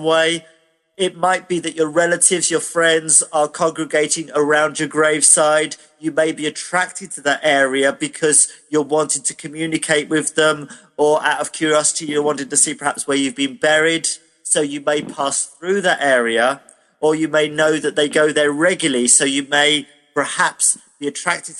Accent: United Kingdom; I'm British

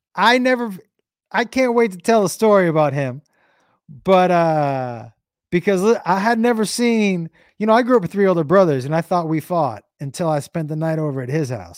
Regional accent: Amherst, United States; Growing up in in Amherst to me was like growing up in an in an '80s movie in in Goonies

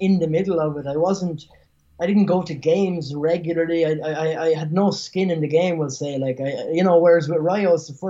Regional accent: Ireland; moved away; I grew up in Ireland

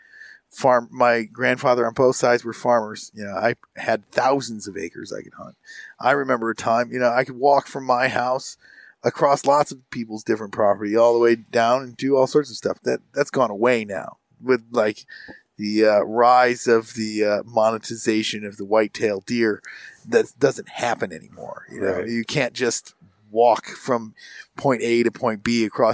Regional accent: McBain, Michigan, United States; where I grew up, predominantly dairy farms in like the area of the county I grew up. I grew up in, it's Misaukee County. I say I grew up in McBain

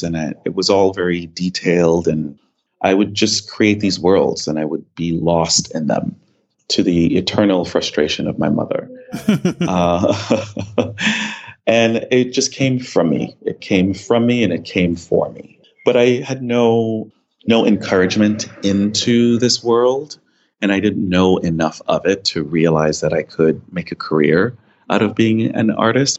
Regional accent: New York City, New York, United States; also born or lived in Grenada; The first decade of my life, I lived here. And then my mother and I moved to Brooklyn. I grew up in East Flatbush in a West Indian neighborhood.

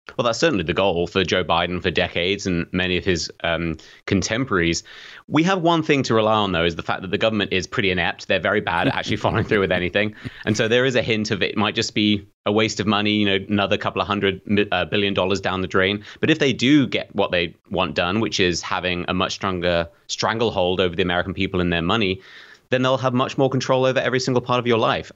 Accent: United Kingdom; accent: British; I'm British

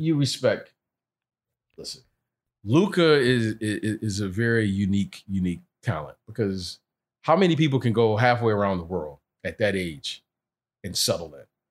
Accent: Detroit, Michigan, United States; when I was from Detroit, some of the guys would come over to my house. My mom would cook

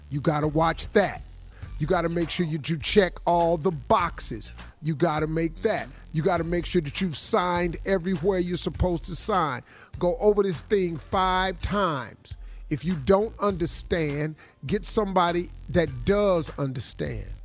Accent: Cleveland, Ohio, United States; Dog, I'm from Cleveland.

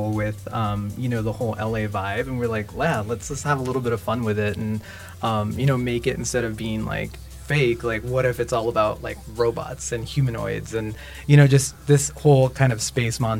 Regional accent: Barcelona, Catalonia, Spain; now in Los Angeles, United States; I'm from Barcelona

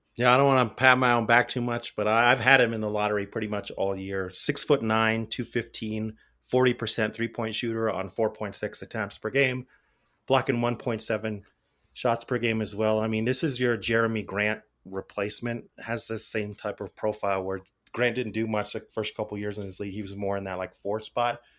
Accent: Albuquerque, New Mexico, United States; moved away; I grew up in Albuquerque around a lot of gang violence

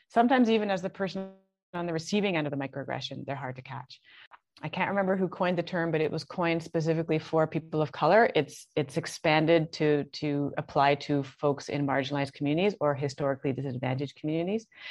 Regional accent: Canada; moved away as an adult; also born or lived in Toronto; now in Barbados; I'm Canadian. I'm in I'm in Barbados

